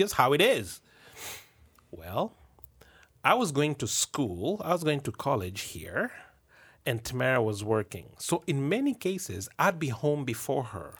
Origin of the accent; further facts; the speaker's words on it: Kenya; moved away as an adult; now in Canada; me being a Kenyan